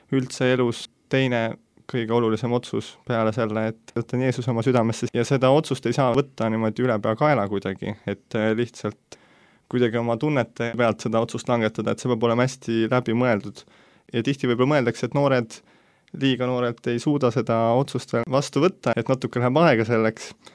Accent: Tallinn, Harju County, Estonia; sündinud, kasvanud Tallinnas ja siiamaani elan Tallinnas

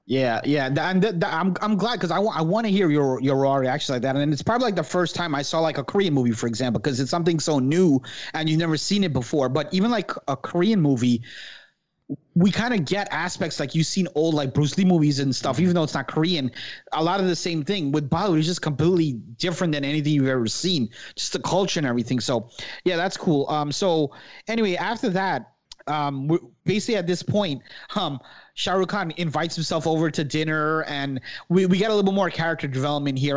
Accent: Guyana; I'm Guyanese, but we have Indian, like, ancestry

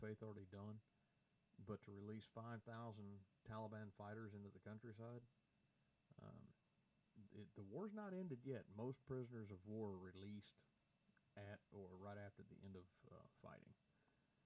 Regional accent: United States; as an American

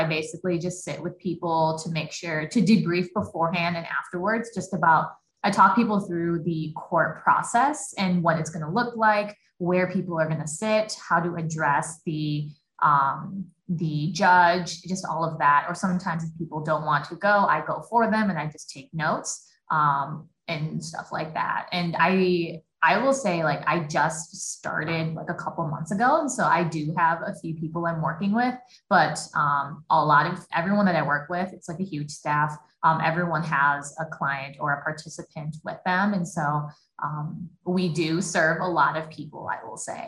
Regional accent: Eau Claire, Wisconsin, United States; I was born and raised in Eau Claire

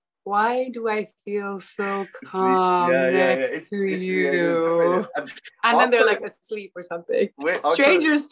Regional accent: Melbourne, Victoria, Australia; moved away as an adult; also born or lived in Dubai; now in London, United Kingdom; I grew up in Melbourne in Australia

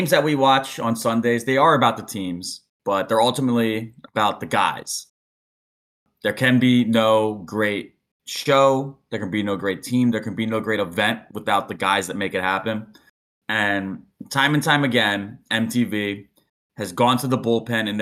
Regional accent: Philadelphia, Pennsylvania, United States; As a Philadelphian

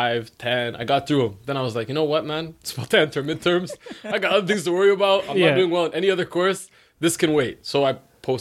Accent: Eritrea; I'm Eritrean.

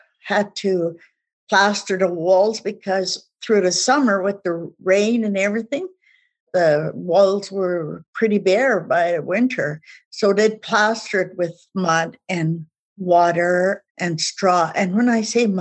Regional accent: east of Regina, Saskatchewan, Canada; English is a second language; moved away; also born or lived in Calgary; I was born and raised in Saskatchewan and was east of Regina.

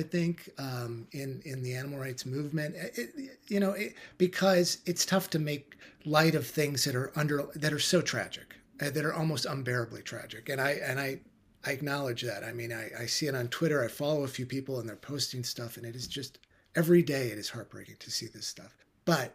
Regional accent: Midwest, United States; I was raised in the Midwest, U.S.

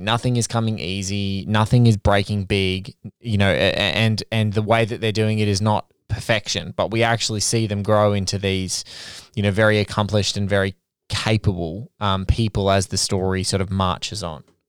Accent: Sydney, New South Wales, Australia; Western Sydney. You know, around where I worked. You know, my first jobs out of high school

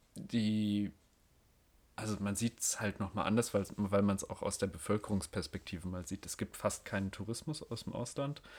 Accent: North Rhine-Westphalia, Germany; ich als Westfale

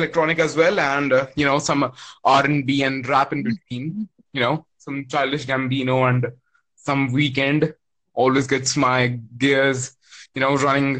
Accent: India; I'm from India.

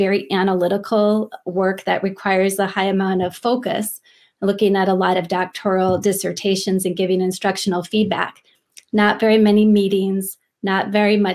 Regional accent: Minneapolis, Minnesota, United States; moved away as an adult; I'm from Minneapolis, Minnesota

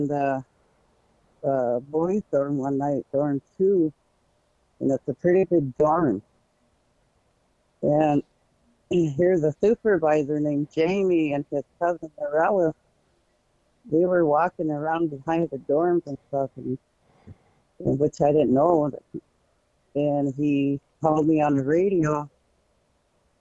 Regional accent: Red Blanket, Oregon, United States; I come from Red Blanket, from my grandparents, Apadupi and Bulataki, and my mother and my father, Rainy and Sleepy.

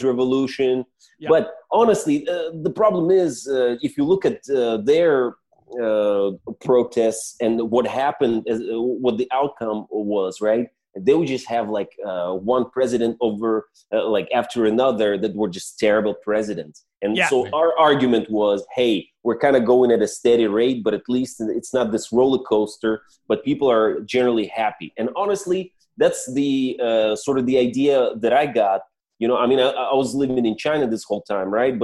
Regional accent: Belarus; now in Minsk, Belarus; I arrived in Minsk, where I live now

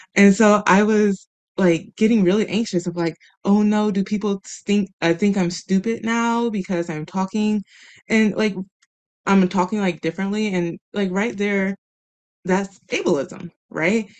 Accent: Midwest, United States; moved away; growing up in the Midwest, where there's a lot of different opinions, and we do have these conversations pretty regularly, or at least we did when I was there

